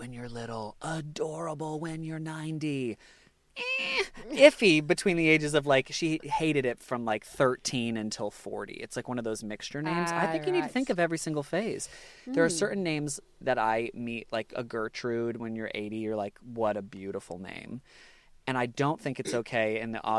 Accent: United States; now in Australia; I'm American

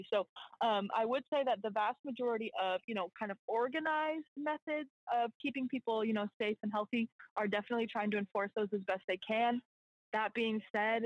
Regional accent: just outside of Portland, Oregon, United States; moved away as an adult; also born or lived in Central Texas; now in New Orleans, United States; So I was born and raised just outside of Portland, Oregon, and then spent 4 years in college in Central Texas

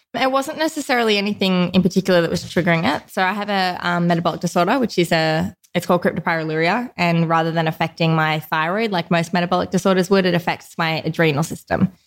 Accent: Newcastle, New South Wales, Australia; Grew up in Newcastle

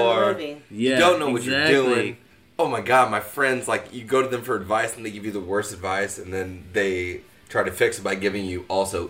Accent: Midwest, United States; born or raised there

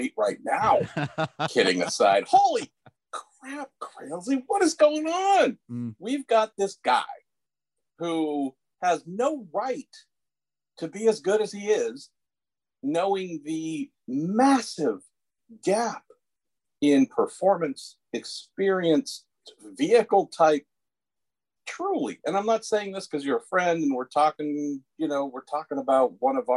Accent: Northern California, United States; born and raised in Northern California here

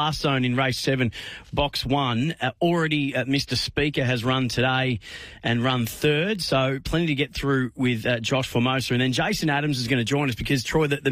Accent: Bendigo, Victoria, Australia; Bendigo, which is my hometown.

